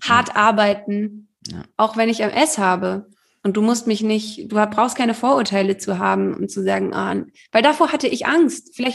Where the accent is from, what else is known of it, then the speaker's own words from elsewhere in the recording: Heidelberg, Baden-Württemberg, Germany; natürlich bin ich auch mal so in meiner Heimatstadt Heidelberg